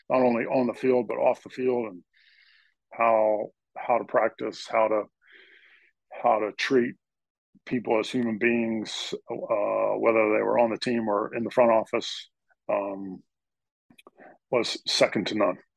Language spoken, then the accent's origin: English; Norristown, Pennsylvania, United States; moved away as an adult; also born or lived in Los Angeles, California / Minnesota / Pittsburgh, Pennsylvania; I grew up in Norristown, Pennsylvania, uh, suburb of Philadelphia.